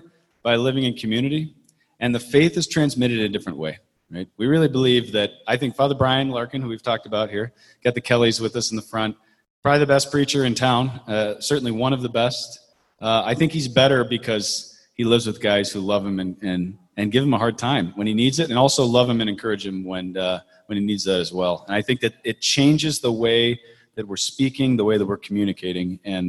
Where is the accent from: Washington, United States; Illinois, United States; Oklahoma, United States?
Illinois, United States; Chicago; I'm also from Chicago as well.